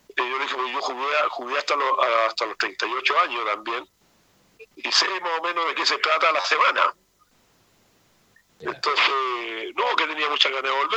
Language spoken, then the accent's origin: Spanish; Chile; como, buen chileno